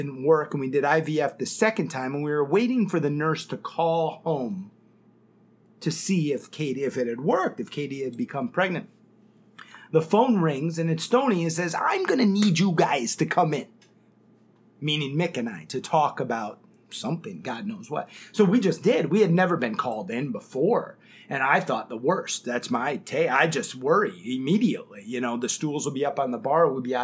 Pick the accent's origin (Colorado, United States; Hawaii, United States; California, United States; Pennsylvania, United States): Hawaii, United States; moved away as an adult; also born or lived in Kalamazoo, Michigan; now in New York City, United States; when I was about 10 years old, my father was transferred to Hawaii